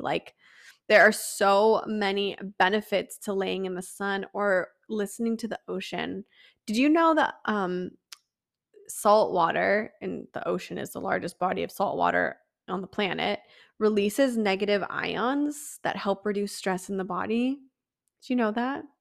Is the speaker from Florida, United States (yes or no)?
no; San Diego, California, United States; I was born and raised in San Diego